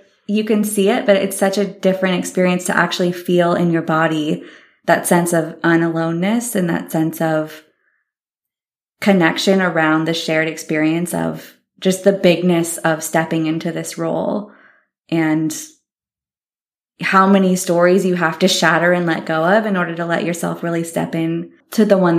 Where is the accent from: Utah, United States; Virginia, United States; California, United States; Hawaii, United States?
California, United States; born there; But I was abandoned when I was born near Muir Woods, and I was later adopted